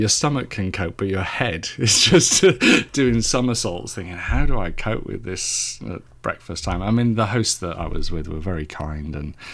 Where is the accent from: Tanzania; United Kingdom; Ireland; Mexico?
United Kingdom; Cardiff, Wales; now in Suffolk, United Kingdom; So I was born in Cardiff in South Wales.